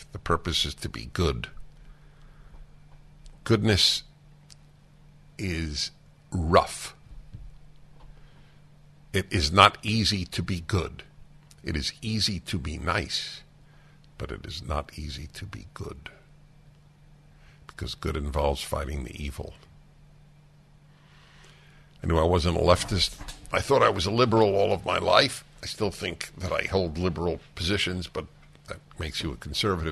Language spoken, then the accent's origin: English; New York City, New York, United States; moved away; I grew up with in New York City